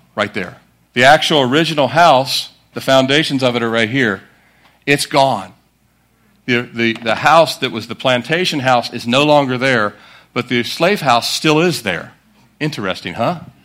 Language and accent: English; Annapolis, Maryland, United States; our family, we grew up in Annapolis, Maryland.